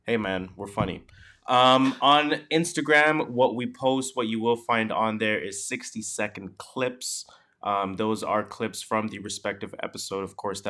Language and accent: English; Canada; we are Canadian